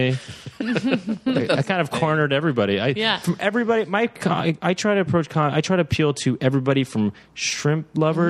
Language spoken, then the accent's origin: English; Los Angeles, California, United States; also born or lived in San Francisco Bay Area; I grew up here, though, actually, in Los Angeles.